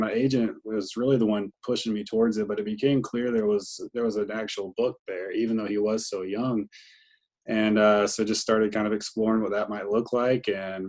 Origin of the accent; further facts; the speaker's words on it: Greenville, North Carolina, United States; this ECU football team, which is, I say this with all love in the world, my hometown team